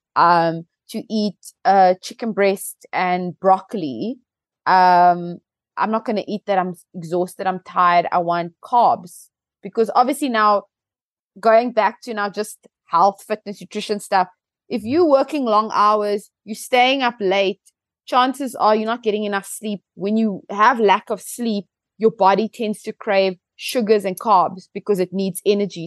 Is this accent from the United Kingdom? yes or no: no; South Africa; as a South African